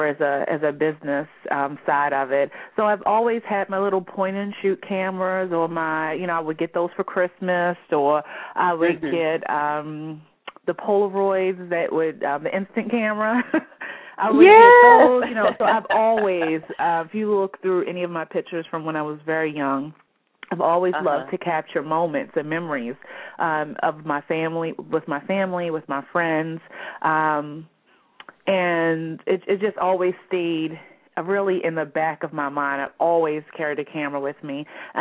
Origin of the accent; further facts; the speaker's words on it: Baltimore, Maryland, United States; I am from Baltimore, Maryland, where I still reside with my husband